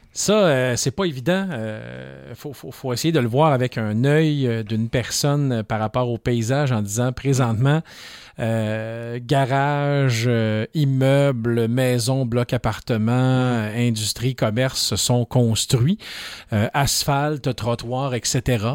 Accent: Lorrainville, Quebec, Canada; moved away as an adult; mon village natal

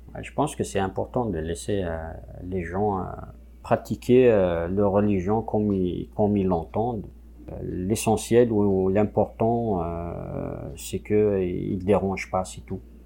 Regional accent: Kabylie, Algeria; first language Kabyle; French is a second language; moved away as an adult; now in Quebec, Canada; je suis euh, issu de, la Kabylie, donc en Algérie, je suis kabyle de, de souche je parle kabyle euh, depuis ma, naissance, donc euh, ma, langue maternelle, c'est le kabyle

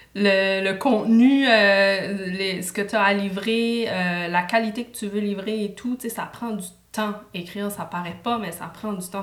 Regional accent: New Brunswick, Canada; now in Montreal, Canada; je, suis acadienne, je viens du Nouveau-Brunswick

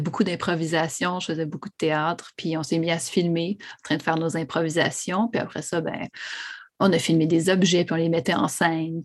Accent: Montreal, Quebec, Canada; also born or lived in Odanak; J'ai grandi euh, à La Salle, sur l'île de Montréal, vraiment sur le bord euh, des rapides de la Chine

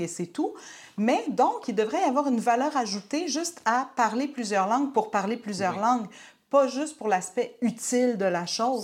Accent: Quebec, Canada; québécoise francophone

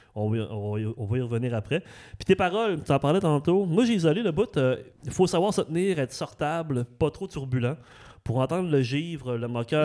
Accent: Saguenay, Quebec, Canada; also born or lived in Saint-Hubert; now in Repentigny, Canada; j'ai grandi en banlieue aussi, j'ai grandi à Arvida, au Saguenay

